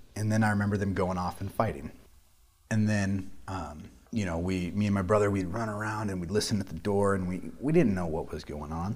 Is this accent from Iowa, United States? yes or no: yes; Council Bluffs, Iowa, United States; I grew up in Council Bluffs, Iowa